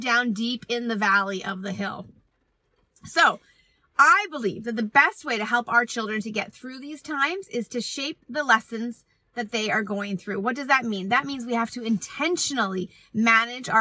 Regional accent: Canada; I am Canadian

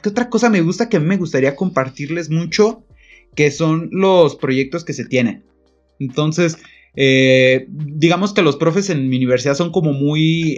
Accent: Pénjamo, Guanajuato, Mexico; also born or lived in Irapuato; yo soy de Pénjamo, pero estudio en Irapuato

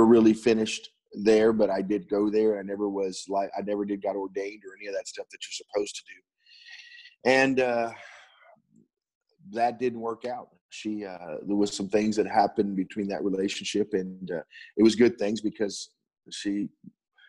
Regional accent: Pasadena, Texas, United States; I was born and raised in Pasadena High School, born in Pasadena, Texas

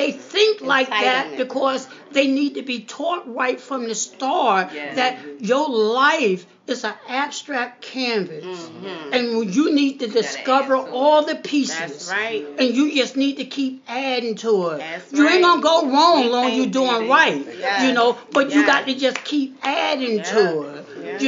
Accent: Macon, Georgia, United States; moved away; also born or lived in East Orange, New Jersey; I grew up down in Macon, Georgia

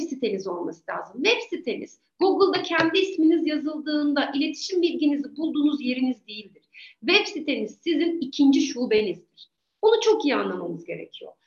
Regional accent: Eskişehir, Turkey; ben Eskişehir değilim ama artık Eskişehirliyim diyorum. Çünkü haya, aklım baki olduğu süre zarfında çok daha fazla burada yaşadım

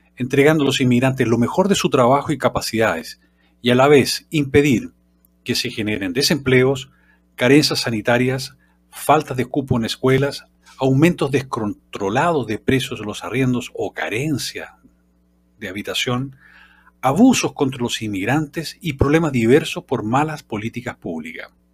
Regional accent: Chile; Nosotros somos todos los chilenos

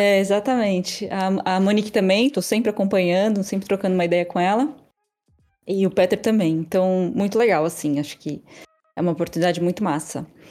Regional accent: Florianópolis, Santa Catarina, Brazil; moved away as an adult; also born or lived in São Paulo; now in France; eu sou de São Paulo, mas eu fui criada em Floripa, com uns 13 anos eu fui para Floripa

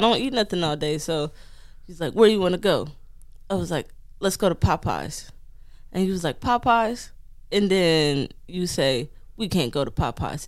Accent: Detroit, Michigan, United States; moved away as an adult; also born or lived in Long Island; growing up in Detroit and then joining the military

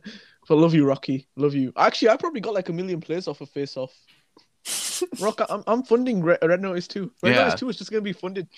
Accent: United Kingdom; as a British man

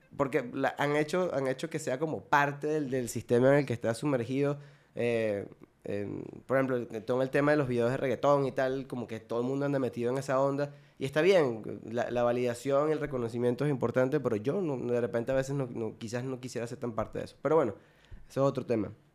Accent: Puerto Ordaz, Bolívar, Venezuela; moved away as an adult; now in Monterrey, Mexico; no en mi ciudad natal, pero la ciudad donde crecí, eh, que se llama Puerto Ordaz.

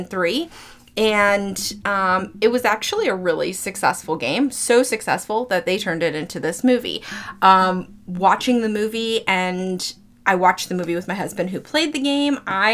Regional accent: Florida, United States; moved away; I'm from Florida, okay? We're so close to Georgia.

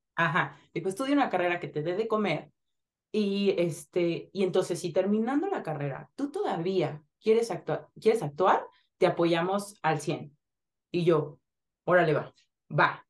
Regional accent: Zihuatanejo, Guerrero, Mexico; yo nací en Cihuatanejo Guerrero

